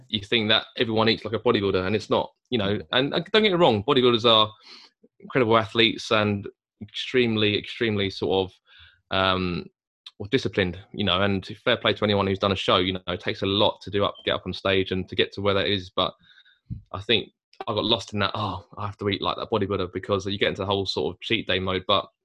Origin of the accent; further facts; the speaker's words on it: Chatham, South East England, United Kingdom; we're two guys from Chatham